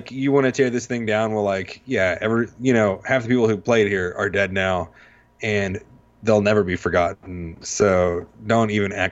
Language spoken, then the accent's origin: English; New Jersey, United States; Like, yeah, I'm from Jersey. I'm a Giants fan they're in Jersey too.